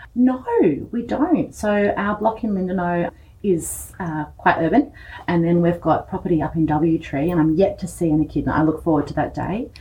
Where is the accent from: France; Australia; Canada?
Australia; East Gippsland, Victoria; moved away as an adult; I grew up here. Uh, I went to the Sarsfield Primary School